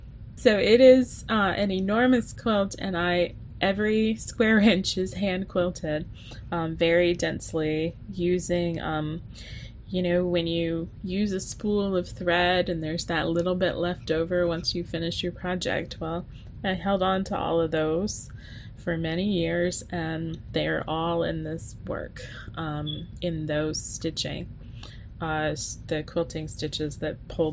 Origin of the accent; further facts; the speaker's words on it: the South, United States; As a Southerner, it's you can't grow up without even being called it, right?